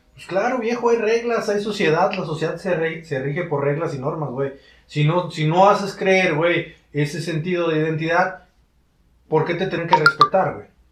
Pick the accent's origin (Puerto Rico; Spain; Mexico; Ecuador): Mexico; como mexicanos